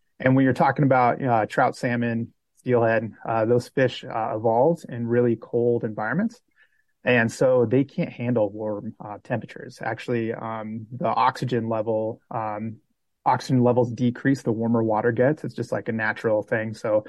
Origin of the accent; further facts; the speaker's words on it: Washington, United States; now in Montana, United States; And I actually grew up in Washington. So I grew up in the Pacific Northwest before moving over to Montana.